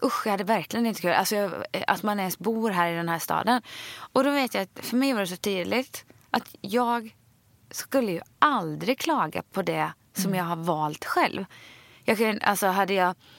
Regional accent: Sweden; moved away as an adult; now in Stockholm, Sweden; själv är jag uppvuxen liksom på landet i ett stort hus

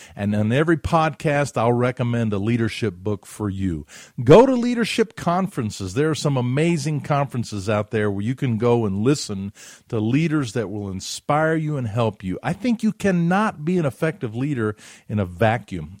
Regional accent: Huntsville, Alabama, United States; my neighborhood where I grew up in Huntsville, Alabama

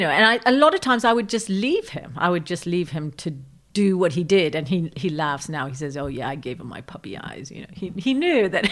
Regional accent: Rome, Lazio, Italy; moved away; I grew up in Rome during the Red Brigades

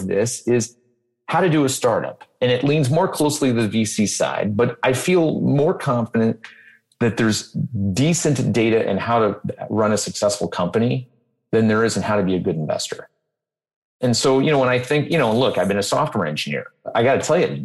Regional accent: Detroit, Michigan, United States; moved away; I grew up in Detroit.

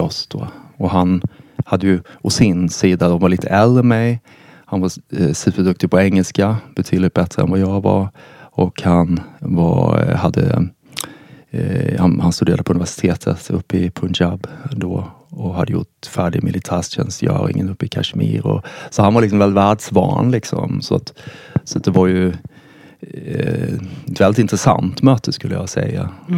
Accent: Karlshamn, Blekinge, Sweden; jag växte upp i en, i en liten eh, stad i södra Sverige som heter Karlshamn

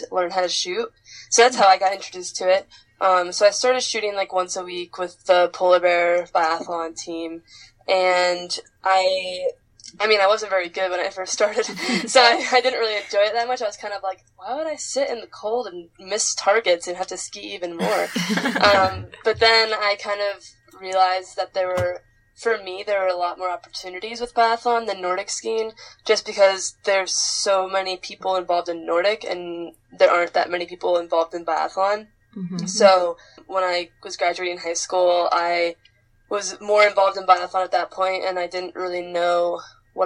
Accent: the Adirondacks, New York, United States; also born or lived in Fort Kent, Maine; when I was little and kind of growing up in the Adirondacks

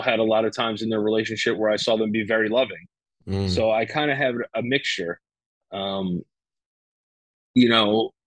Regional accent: New York City, New York, United States; I was born January 30th, 1989, in the Bronx, New York.

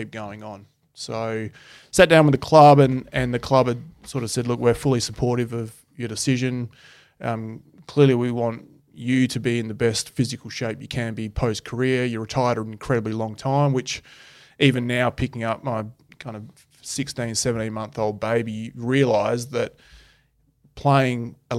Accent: Adelaide, South Australia, Australia; moved away; also born or lived in Perth, Western Australia; I grew up in Adelaide

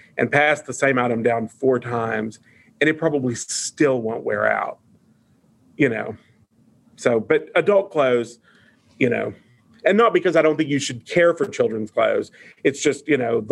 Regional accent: Eastern Kentucky, United States; I grew up in Eastern Kentucky

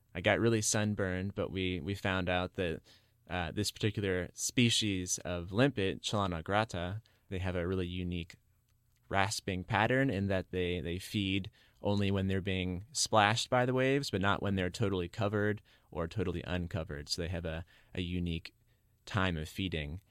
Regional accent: Charleston, South Carolina, United States; I grew up in Charleston, South Carolina, so near the Atlantic Ocean

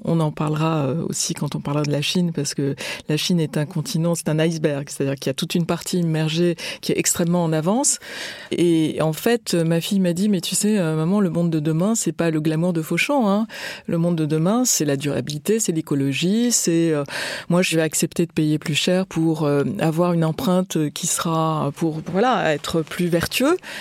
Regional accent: France; Je suis née et grandi en France

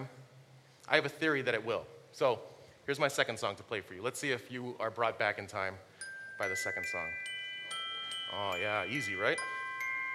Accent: Honolulu, Hawaii, United States; moved away; also born or lived in New York / New Jersey; my friends from my hometown of Honolulu

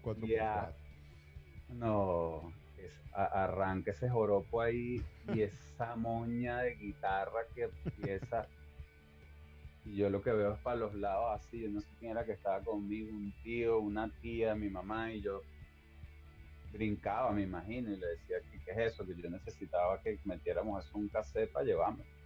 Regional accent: Barquisimeto, Lara, Venezuela; now in New York, United States; Barquisimeto es algo súper fuerte porque es mi, bueno, nací allí por supuesto y es mi, mi tránsito por esa primera etapa

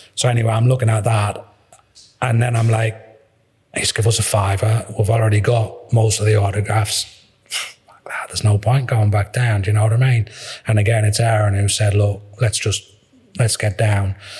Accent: Sunderland, North East England, United Kingdom; I'm from Sunderland

